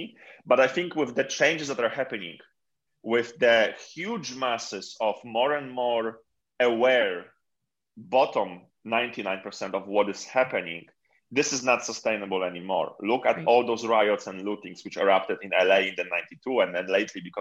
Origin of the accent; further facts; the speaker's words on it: Poland; moved away; I come from Poland